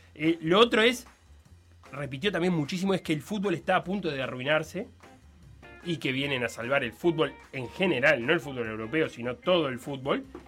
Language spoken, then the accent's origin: Spanish; Uruguay